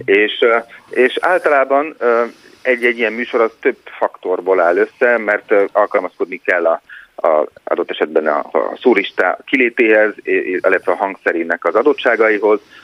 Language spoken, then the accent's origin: Hungarian; Hungary; moved away; én is magyar vagyok